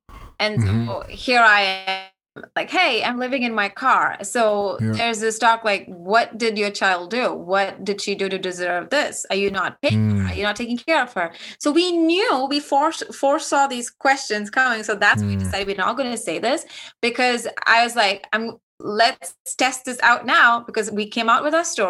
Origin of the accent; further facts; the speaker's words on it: India; accent: Indian; English is a second language; I had a very thick Indian accent because I felt so insecure and absolutely not confident at all because of the way I speak, the way I look.